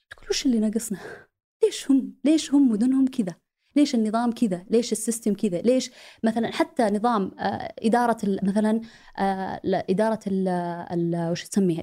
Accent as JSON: {"language": "Arabic", "country": "Saudi Arabia", "moved": "as an adult", "said": "لاني جيت من السعوديه"}